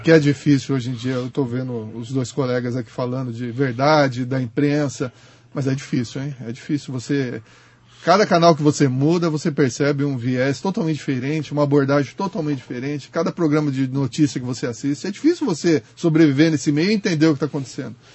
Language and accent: Portuguese; Brazil; como brasileiro